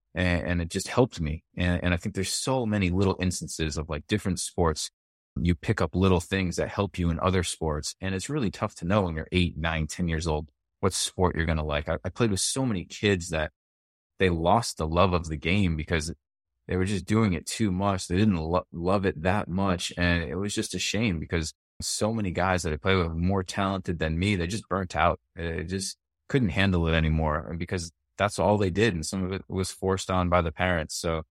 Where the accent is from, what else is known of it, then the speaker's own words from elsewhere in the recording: Rhode Island, United States; growing up around Rhode Island, football's big, right?